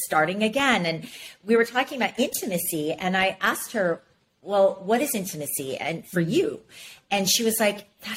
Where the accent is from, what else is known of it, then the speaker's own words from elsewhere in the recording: Ames, Iowa, United States; moved away; I grew up in Ames, Iowa